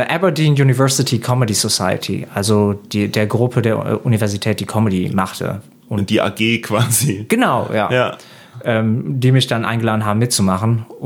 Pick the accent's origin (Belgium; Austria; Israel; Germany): Belgium; Das ist erstmal so ein Kulturschock, obwohl als Belgier ist das eigentlich